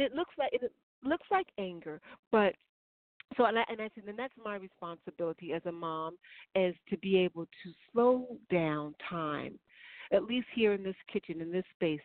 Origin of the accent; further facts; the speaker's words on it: Chicago, Illinois, United States; I'm from Chicago